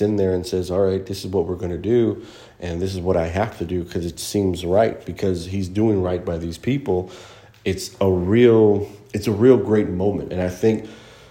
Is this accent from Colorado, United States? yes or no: no; Houston, Texas, United States; I'm from Houston, Texas, and that's where I am right now.